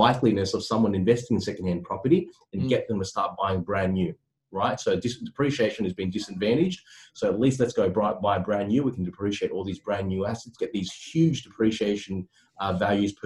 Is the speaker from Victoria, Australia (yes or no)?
no; Sydney, New South Wales, Australia; also born or lived in Cabramatta / Bonnyrigg; I grew up in Cecil Hills and formerly, you know, Cabramatta and Bonnerig